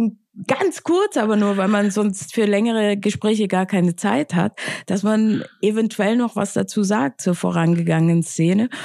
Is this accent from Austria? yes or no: yes; Austria; now in Berlin, Germany; ich bin ja aus Österreich